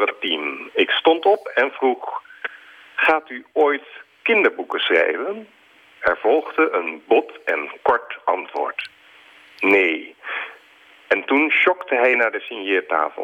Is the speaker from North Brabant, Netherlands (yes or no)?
no; Alphen aan den Rijn, South Holland, Netherlands; in Alphen aan de Rijn, waar ik ben opgegroeid